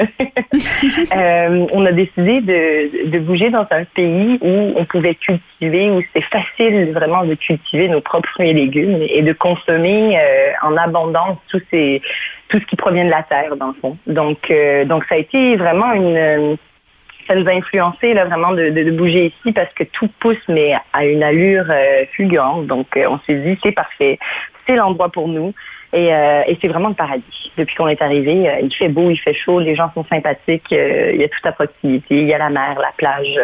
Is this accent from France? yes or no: no; Canada; moved away as an adult; also born or lived in Mauritius; now in Portugal; j'ai grandi, je suis née à l'île Maurice. Mes parents ont eu l'excellente idée d'immigrer au, au, Canada lorsque j'avais 9 ans. Donc, j'ai grandi au Canada